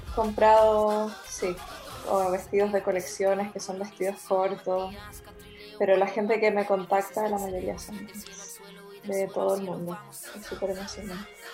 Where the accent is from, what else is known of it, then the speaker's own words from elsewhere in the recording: Santiago, Chile; moved away as an adult; also born or lived in Viña del Mar, Chile / Spain / Byron Bay area, Australia; now in Mullumbimby, Australia; yo nací en Santiago y me crié prácticamente entre Santiago y Viña.